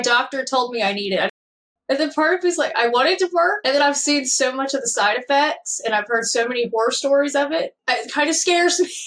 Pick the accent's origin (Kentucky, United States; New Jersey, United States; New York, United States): Kentucky, United States; born and raised in Kentucky, small town